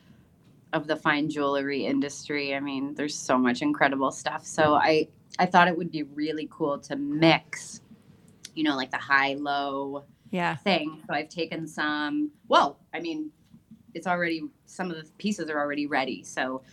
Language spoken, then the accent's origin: English; Windsor, Ontario, Canada; also born or lived in New York City; now in Puerto Vallarta, Mexico; I grew up in Windsor, Ontario, and I went to school with what seemed like all Jewish